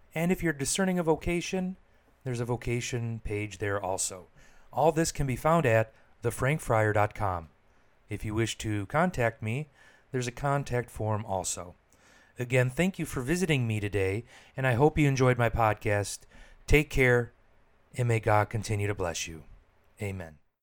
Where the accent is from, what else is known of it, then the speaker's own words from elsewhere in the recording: Michigan, United States; moved away; also born or lived in Washington, D.C.; I'm from Michigan, so we have a large Chaldean population there